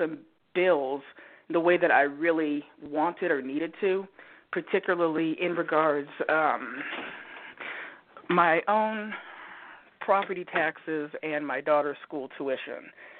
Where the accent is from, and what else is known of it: Oregon, United States